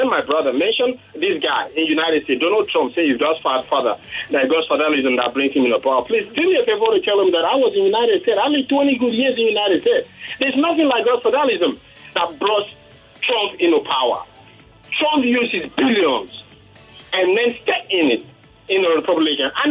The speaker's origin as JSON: {"language": "English", "country": "Nigeria", "said": "I'm from Akampa."}